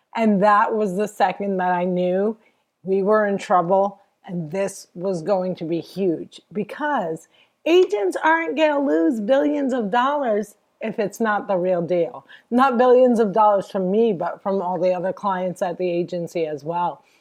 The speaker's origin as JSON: {"language": "English", "region": "New Jersey", "country": "United States", "tie": "born or raised there", "said": "I'm from Jersey."}